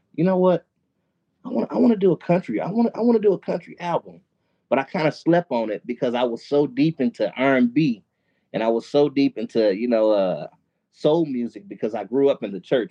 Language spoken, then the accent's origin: English; Milwaukee, Wisconsin, United States; I actually live in Milwaukee, Wisconsin. Milwaukee, oh. Wisconsin. Born and raised in Milwaukee